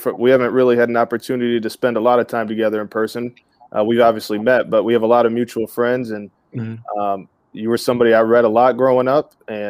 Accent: Flint, Michigan, United States; moved away as an adult; also born or lived in Lansing, Michigan; now in Detroit, United States; So I'm originally from Flint, Michigan, Flint Town. Shout out to my Flintstones. And I went to Michigan State.

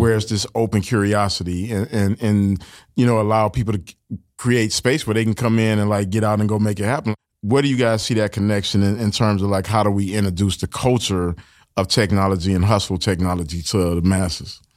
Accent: Detroit, Michigan, United States; I grew up in Detroit and, you know, it's a factory town

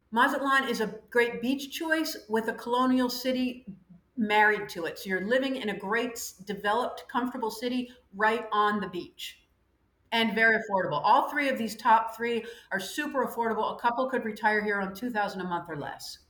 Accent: United States; moved away as an adult; also born or lived in Ireland / France; now in Panama; 26 years of personal experience as an American living abroad, first in Ireland, then France, now Panama

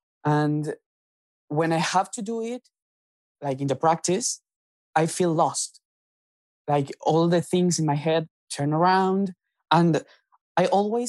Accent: Buenos Aires, Argentina; English is a second language; I am from Buenos Aires, Argentina.

